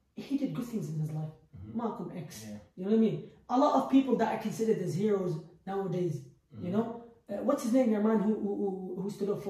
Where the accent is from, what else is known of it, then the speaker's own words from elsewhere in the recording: Baghdad, Baghdad Governorate, Iraq; moved away; I was born in Baghdad.